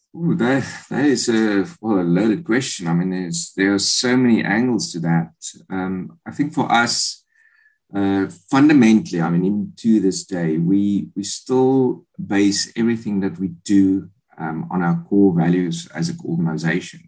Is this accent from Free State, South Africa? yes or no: yes; Bloemfontein, Free State, South Africa; moved away as an adult; also born or lived in England; I come from Bloemfontein, um, grew up there.